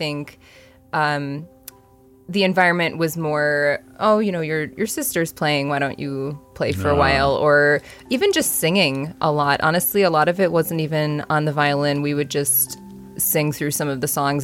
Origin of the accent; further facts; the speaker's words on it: Buffalo, New York, United States; moved away; I grew up in Buffalo, New York, and I do have a very musical family